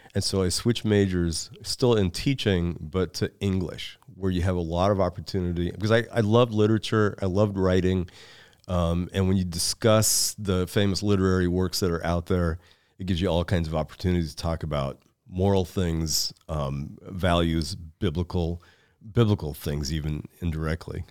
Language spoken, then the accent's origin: English; Seattle, Washington, United States; moved away as an adult; also born or lived in Lincoln, Nebraska; I was born and reared in Seattle, Washington